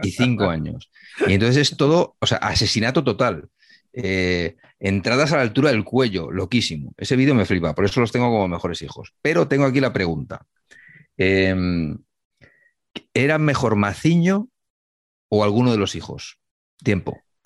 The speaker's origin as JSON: {"language": "Spanish", "town": "Humanes de Madrid", "region": "Community of Madrid", "country": "Spain", "tie": "born or raised there", "said": "mi pueblo"}